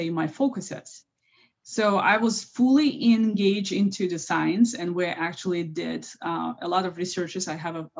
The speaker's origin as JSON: {"language": "English", "town": "Baku", "country": "Azerbaijan", "tie": "born or raised there", "moved": "yes", "said": "I was born and raised in Baku, Azerbaijan"}